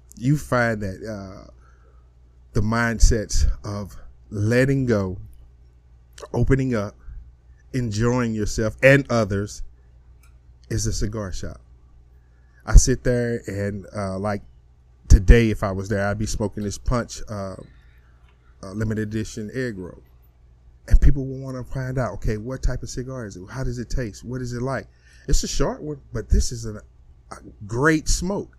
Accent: East St. Louis, Illinois, United States; now in Texas, United States; I come from Illinois. I mean, I'm from East St. Louis

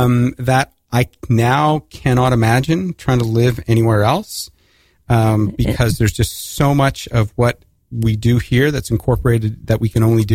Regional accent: Canada; moved away as an adult; now in United States; North of the border, but I've spent the last 25 years south of the border.

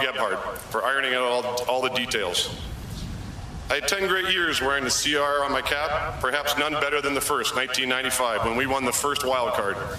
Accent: Canada; put on the Expo uniform and represent my home country

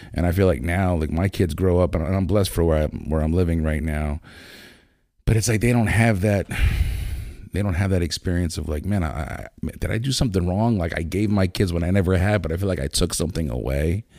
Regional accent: Lancaster, Pennsylvania, United States; also born or lived in Landisville; growing up in Lancaster

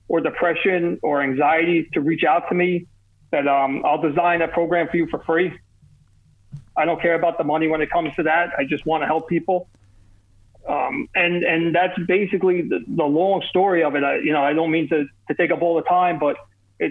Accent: Kearny, New Jersey, United States; accent: New York, New Jersey; also born or lived in North Arlington, New Jersey; I'm from New Jersey. I was born in a town called Kearney, New Jersey.

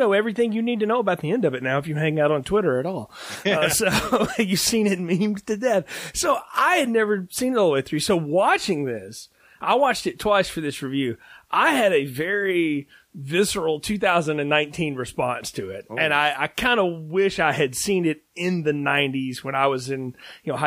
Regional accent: Alabama, United States; the old mom and pop video store that I grew up with in the town I grew up in Alabama

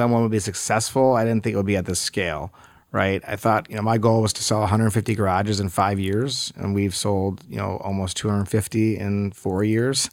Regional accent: West Bloomfield, Michigan, United States; moved away as an adult; also born or lived in Ithaca, New York / Los Angeles; I grew up here in Metro Detroit, in West Bloomfield

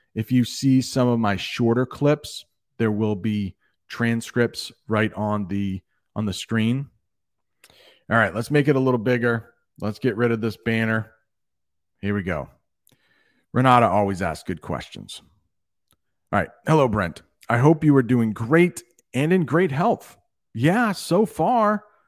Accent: United States; I am from the United States

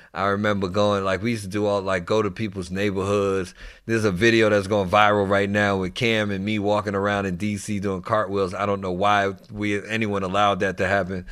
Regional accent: New York City, New York, United States; moved away; also born or lived in Washington, D.C. / Maryland / Virginia; I actually grew up in New York first. I'm from the Bronx, New York

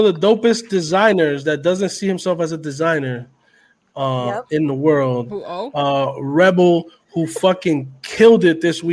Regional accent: New York City, New York, United States; we're from Uptown, and for us, Uptown is not just Washington Heights, it's Harlem

